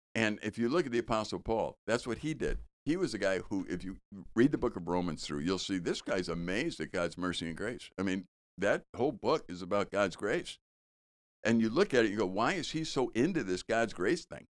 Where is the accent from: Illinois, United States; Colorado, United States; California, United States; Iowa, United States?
Illinois, United States; Chicago; I grew up in Chicago and we used to garbage pick.